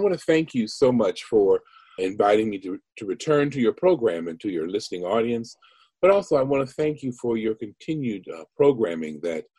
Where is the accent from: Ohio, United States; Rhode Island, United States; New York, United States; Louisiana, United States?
Ohio, United States; Cincinnati; born there; also born or lived in Los Angeles / Detroit / Chicago; I grew up as an Army brat. My father was in the Army, a military fellow, and my birth city is Cincinnati, Ohio. My formative years were spent in places like Los Angeles and Detroit, Chicago, and other cities, major metropolitan